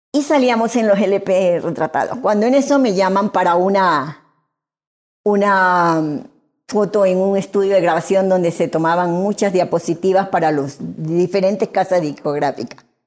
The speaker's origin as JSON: {"language": "Spanish", "country": "Venezuela", "tie": "born or raised there", "moved": "yes", "lives_now": "Guayaquil, Ecuador", "said": "Yo nací aquí en Guayaquil y a los seis meses de nacida emigramos para Venezuela"}